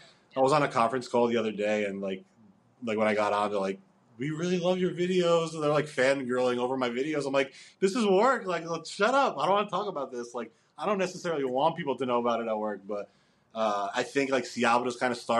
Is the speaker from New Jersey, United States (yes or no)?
yes; New Jersey, United States; my wife's a New Yorker. I'm from New Jersey.